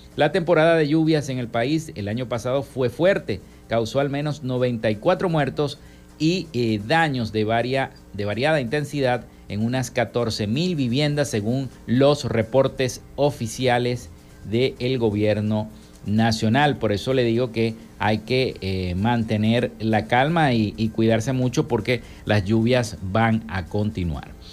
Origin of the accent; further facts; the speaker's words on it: Maracaibo, Zulia, Venezuela; nuestra ciudad de Maracaibo